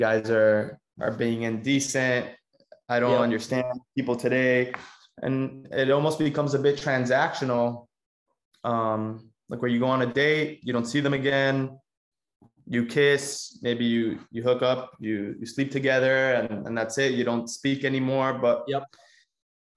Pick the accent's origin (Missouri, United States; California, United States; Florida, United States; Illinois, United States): Florida, United States; Miami; also born or lived in Cuba; I was born in Cuba and I moved in 2001 when I was 6 years old to Miami